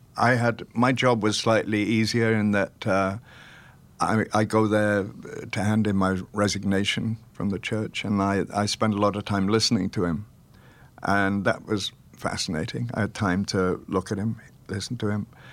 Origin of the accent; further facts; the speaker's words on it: Welsh, Wales, United Kingdom; We're both Welsh